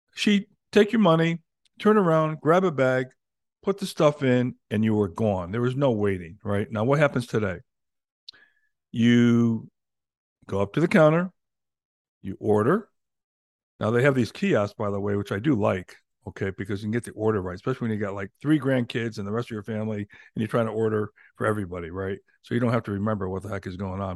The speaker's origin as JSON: {"language": "English", "region": "Central Connecticut", "country": "United States", "tie": "born or raised there", "said": "where I grew up in Connecticut"}